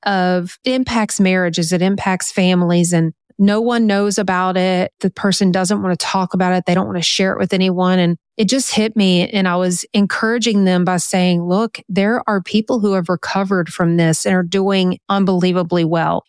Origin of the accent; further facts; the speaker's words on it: Louisiana, United States; also born or lived in North Carolina; we moved from North Carolina back home to Louisiana